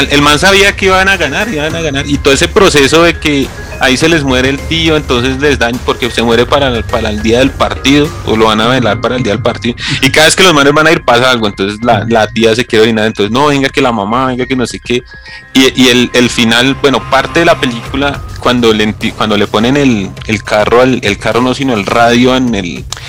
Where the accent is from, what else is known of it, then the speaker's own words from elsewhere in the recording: Bogotá, Bogotá Capital District, Colombia; el hermoso barrio donde yo nací, que es el Pachue, en la localidad engativa en Bogotá, Colombia